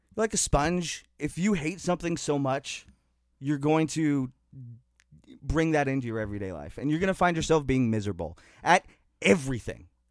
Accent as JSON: {"language": "English", "area": "Niagara", "region": "Ontario", "country": "Canada", "said": "I'm from the Niagara community"}